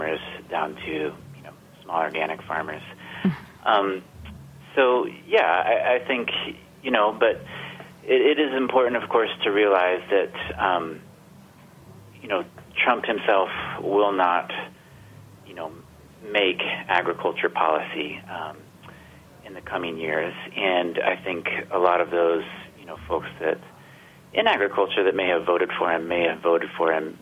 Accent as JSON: {"language": "English", "region": "Georgia", "country": "United States", "tie": "born or raised there", "said": "I grew up in Georgia, where Sonny Perdue was governor"}